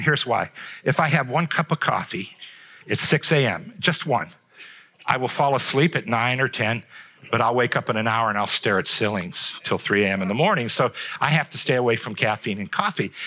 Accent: Trumbull County, Ohio, United States; I grew up here in Trumbull County

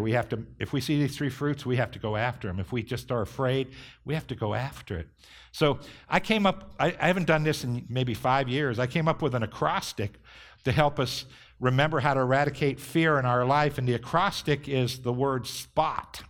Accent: Northeast Ohio, United States; growing up in Northeast Ohio, we understand ice

